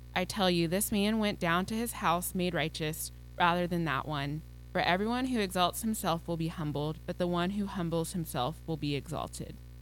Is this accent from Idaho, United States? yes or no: no; Texas, United States; I'm Texan